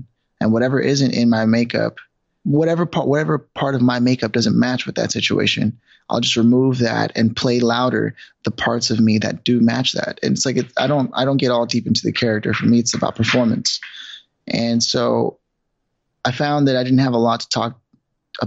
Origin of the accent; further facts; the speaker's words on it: Los Angeles, California, United States; moved away as an adult; also born or lived in New York City; So I'm originally from Los Angeles, but I had moved to New York once already